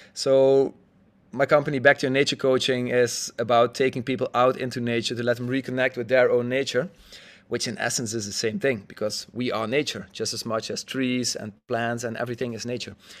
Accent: Netherlands; I'm a Dutchie, um, born and raised in the Netherlands

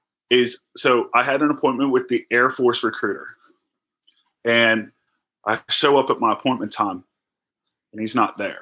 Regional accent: Charles County, Maryland, United States; also born or lived in Cobb Island, Maryland; I'm actually from Charles County, Maryland. Around age 12, we moved to the island that I live at now, Cobb Island in Charles County. Very small island.

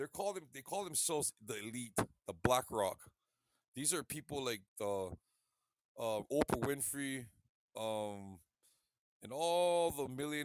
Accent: Hawaii, United States; Yeah, thank God I'm Hawaiian and not American.

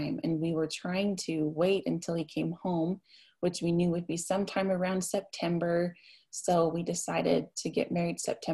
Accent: Salt Lake Valley, Utah, United States; also born or lived in Logan, Utah; I was born and raised in the Salt Lake Valley. I went to Murray

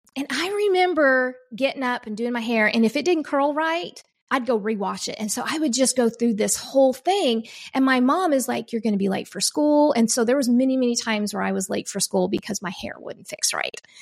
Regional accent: Oklahoma, United States; I come from Oklahoma

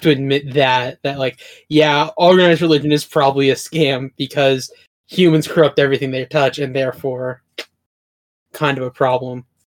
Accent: Oklahoma, United States; I grew up in Oklahoma, which is just North Texas

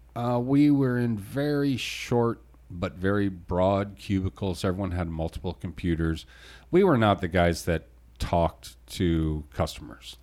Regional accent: Phoenix, Arizona, United States; also born or lived in Detroit, Michigan; now in California, United States; when I was ten, we moved to Phoenix

